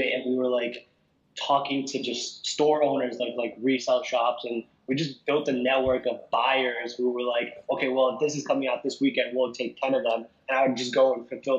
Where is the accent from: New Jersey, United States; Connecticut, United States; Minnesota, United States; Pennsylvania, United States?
New Jersey, United States; moved away as an adult; also born or lived in London; I was born and raised in New Jersey